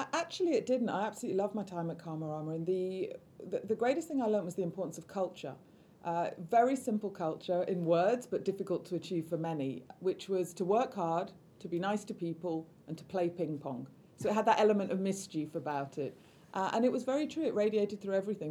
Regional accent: Manchester, North West England, United Kingdom; I grew up in Manchester

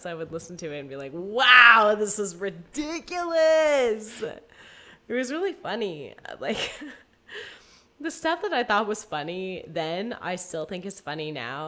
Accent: San Francisco, California, United States; I'm from the Bay Area

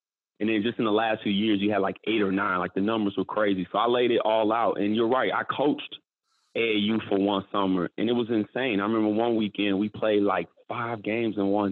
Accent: Chicago, Illinois, United States; growing up in Chicago

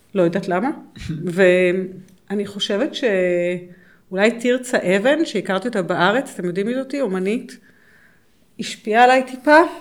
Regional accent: Israel; למרות שאני נולדתי פה

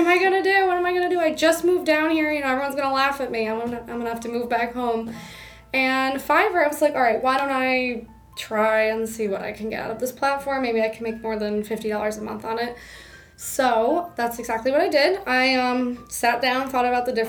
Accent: Albany, New York, United States; moved away as an adult; now in New York City, United States; I'm from Albany, New York. After I graduated college, I went to work in Albany, just coming back home

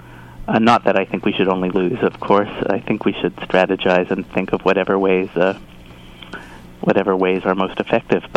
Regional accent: Toronto, Ontario, Canada; moved away as an adult; now in Montreal, Canada; I grew up in Toronto

